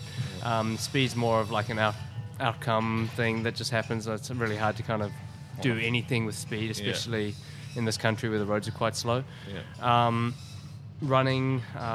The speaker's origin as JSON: {"language": "English", "region": "Auckland", "country": "New Zealand", "tie": "born or raised there", "said": "my hometown in Auckland"}